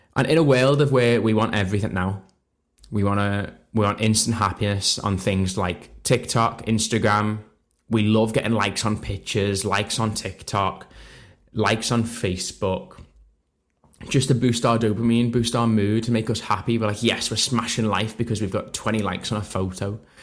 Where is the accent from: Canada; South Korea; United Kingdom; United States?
United Kingdom; Liverpool, North West England; So I'm not from Manchester, I'm from Liverpool myself